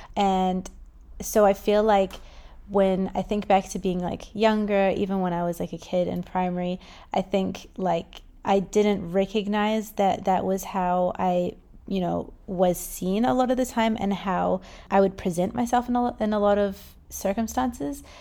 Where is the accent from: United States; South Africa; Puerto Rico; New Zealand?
New Zealand; I was born in New Zealand